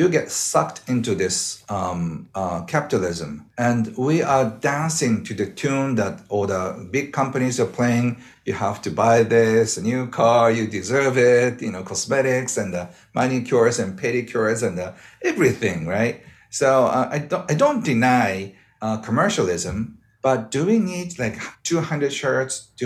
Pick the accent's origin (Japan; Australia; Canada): Japan